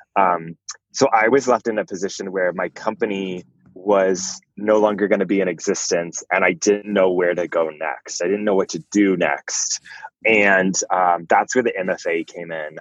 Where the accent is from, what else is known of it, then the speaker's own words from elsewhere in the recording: Fort Worth, Texas, United States; I grew up in Fort Worth, Texas